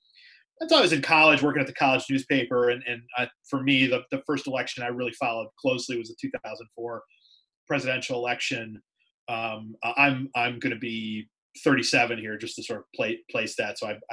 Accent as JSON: {"language": "English", "town": "Cleveland", "region": "Ohio", "country": "United States", "moved": "yes", "said": "I'm from the Cleveland area in Ohio, and I went to Ohio University, went journalism program there. And then I worked at a couple of small newspapers in Northeast Ohio right out of college."}